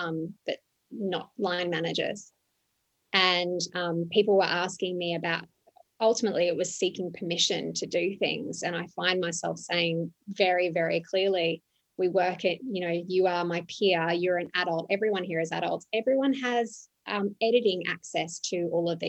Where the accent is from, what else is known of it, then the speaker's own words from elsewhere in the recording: Australia; moved away as an adult; also born or lived in Johannesburg, South Africa / Dubai, United Arab Emirates / London, United Kingdom / Lima, Peru; now in Ho Chi Minh City, Vietnam; I'm Australian. I started there.